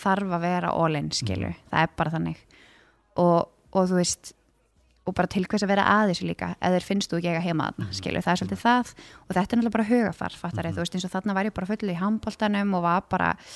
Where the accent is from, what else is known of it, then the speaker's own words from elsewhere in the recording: Garðabær, Capital Region, Iceland; also born or lived in Stykkishólmur; vissulega alveg fættu uppalinn í Garðabæ